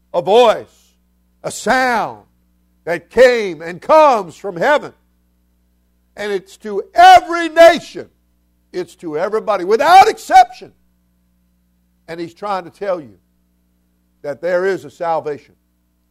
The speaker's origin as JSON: {"language": "English", "region": "South Florida", "country": "United States", "said": "I'm not just from Florida. I'm from South Florida"}